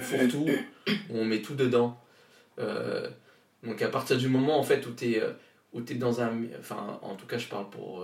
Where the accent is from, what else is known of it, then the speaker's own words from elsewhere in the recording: Réunion; moved away; Je viens de je viens de la Réunion donc je viens du Nil. c'est là où j'ai grandi où je suis né